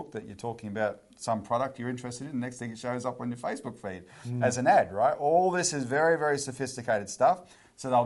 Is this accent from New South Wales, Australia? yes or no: no; Childers, Queensland, Australia; moved away; I'm from Childers up the road, right? So we actually come from the same part of Queensland originally.